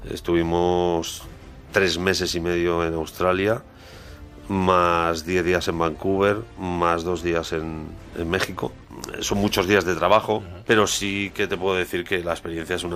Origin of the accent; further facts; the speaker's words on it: Spain; es muy complicado porque al fin y al cabo somos, somos españoles.